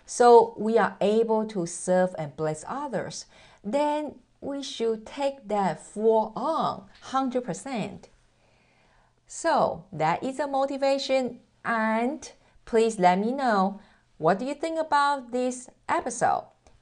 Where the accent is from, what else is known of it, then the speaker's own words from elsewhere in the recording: Taiwan; accent: mixture of American, British English, German, Japanese and Mandarin; English is a second language; moved away; As you can hear that I am originally from Taiwan, I'm Asian, and through the 18 years of relocation, my accent totally mess up.